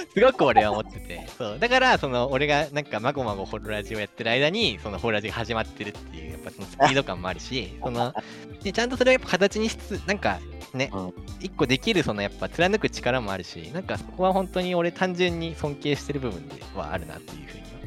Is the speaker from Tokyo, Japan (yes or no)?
yes; Musashino, Tokyo, Japan; moved away as an adult; now in Chiba, Japan; 武蔵野っていう土地のことを考える時間があったっていうのはなんか個人的にはすごくねいいことだったなっていう気持ちもやっぱ生まれ育った土地ですし